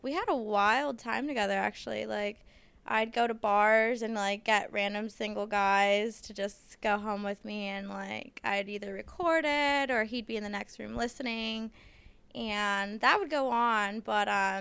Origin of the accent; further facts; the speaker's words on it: Fontana, California, United States; I'm from Fontana